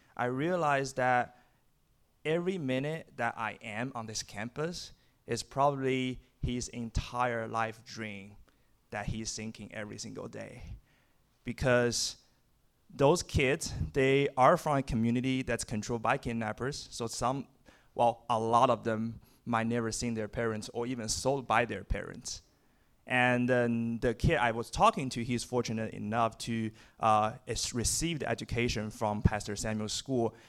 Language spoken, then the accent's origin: English; China; moved away as an adult; now in United States; I'm from China